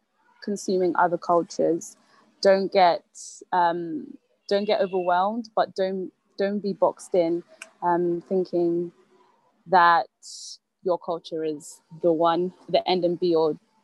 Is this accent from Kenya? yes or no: yes; Western, Kenya; also born or lived in Mombasa; So I'm from Western Kenya, so my dad is Luya and my mom is Taita. She's from the coast near Mombasa, which is where I was born.